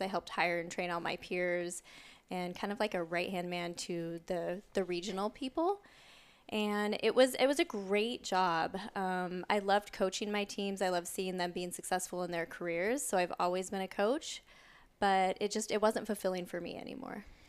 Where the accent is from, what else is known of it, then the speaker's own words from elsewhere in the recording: Oregon, United States; I grew up in Oregon, a town about an hour south of Portland